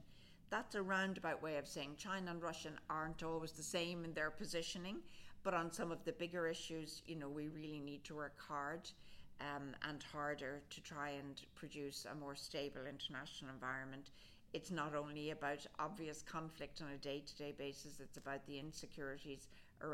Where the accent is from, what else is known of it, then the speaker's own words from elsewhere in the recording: Ireland; moved away as an adult; also born or lived in New York; now in Washington, United States; my home county, County Louth